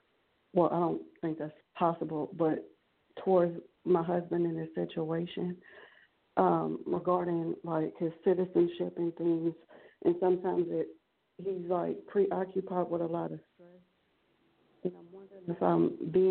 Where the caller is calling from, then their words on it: Beaumont, Texas, United States; Hi, Ms.Blue. … I'm calling from Beaumont, Texas.